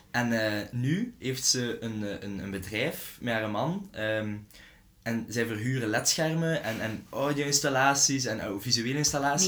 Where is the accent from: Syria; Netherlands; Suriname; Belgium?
Belgium; als Belg zijnde